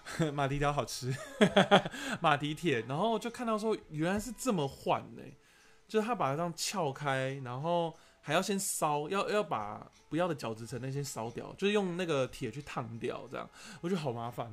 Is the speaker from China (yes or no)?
no; Taiwan; 我不是国外的人，我也是本地人